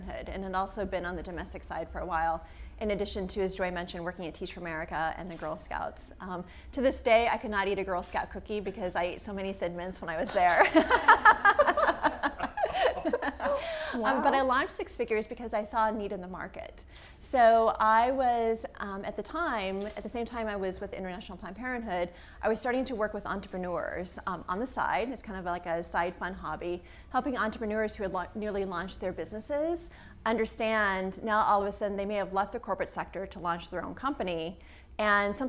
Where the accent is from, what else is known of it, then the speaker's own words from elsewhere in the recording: Midwest, United States; growing up in the Midwest, but yet growing up in a family that owned a business